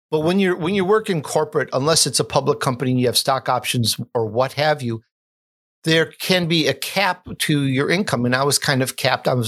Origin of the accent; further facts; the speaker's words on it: Chicago, Illinois, United States; also born or lived in Sicily, Italy; I am Italian. I was born in Sicily at the young age of three years old, we the whole family moved to Chicago, where other uh, relatives and uncles were.